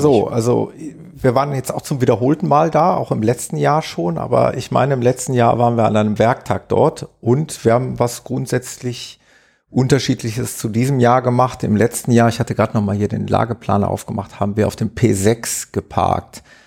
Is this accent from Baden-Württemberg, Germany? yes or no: no; Gelsenkirchen, North Rhine-Westphalia, Germany; ich komme aus Gelsenkirchen, aus dem schönen Ruhrgebiet